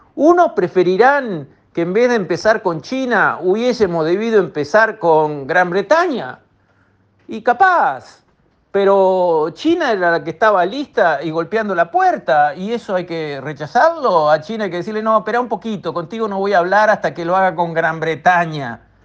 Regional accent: Uruguay; nuestro país

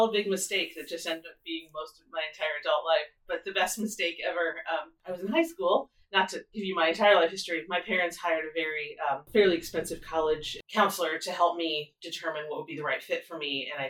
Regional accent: Indiana, United States; Southern Indiana. And where I grew up, everyone went to Indiana University or Purdue University.

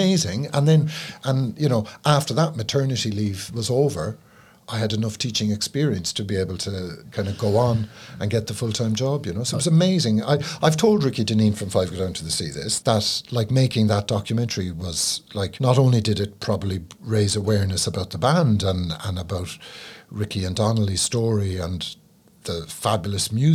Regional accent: Cork, Munster, Ireland; I'm from Cork

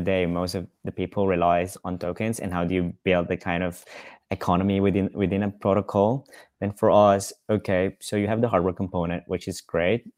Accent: Philippines; now in Amsterdam, Netherlands; so I live in Amsterdam, I'm from the Philippines

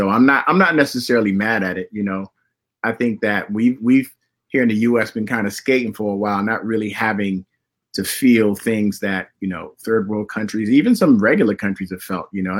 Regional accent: Miami, Florida, United States; I'm from Miami

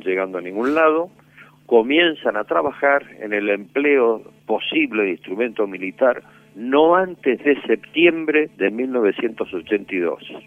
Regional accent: Puerto Belgrano, Buenos Aires Province, Argentina; Yo nací en Puerto Belgrano

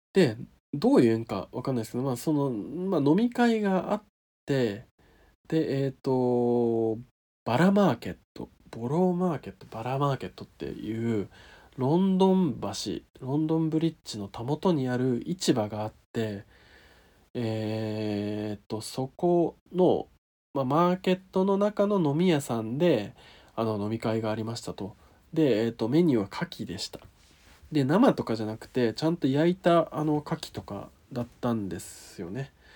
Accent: Niigata, Japan; 地元新潟

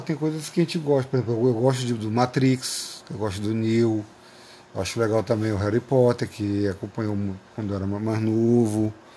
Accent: São Luís, Maranhão, Brazil; also born or lived in Paraíba / São José de Ribamar; a minha infância aqui no Maranhão foi muito boa, foi saudável

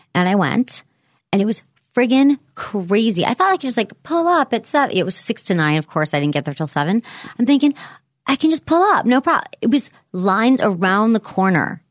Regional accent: Michigan, United States; moved away as an adult; also born or lived in San Francisco; where I grew up in Michigan

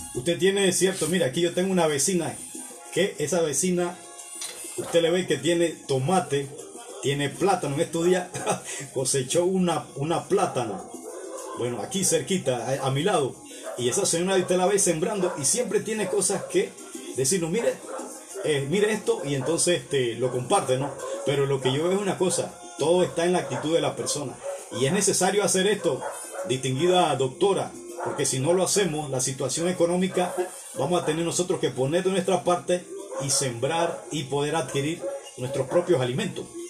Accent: Panama; mis conciudadanos panameños

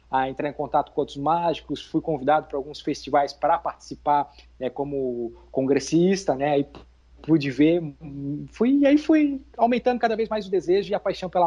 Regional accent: Itajaí, Santa Catarina, Brazil; que eu sou de Itajaí, Santa Catarina.

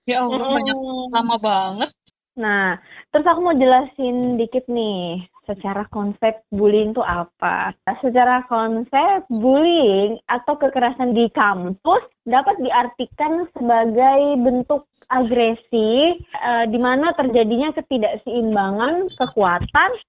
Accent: Indonesia; kita dari Indonesia.

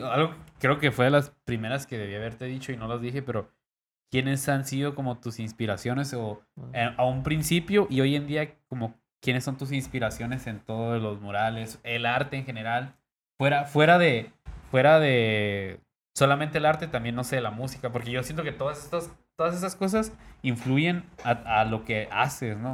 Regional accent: Tijuana, Baja California, Mexico; siendo acá de Tijuana

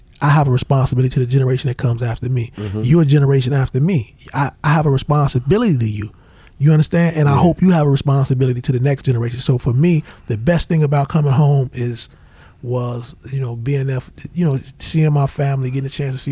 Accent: United States; I come from Woodlawn. I owe a lot to Woodlawn.

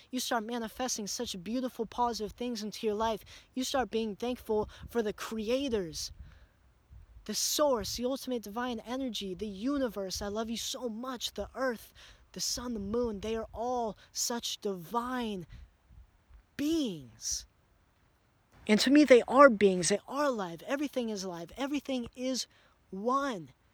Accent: United States; growing up in America

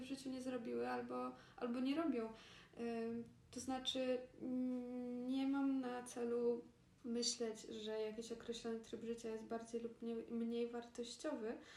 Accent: Poland; moved away as an adult; also born or lived in Granada, Spain; urodziłyśmy się w Polsce

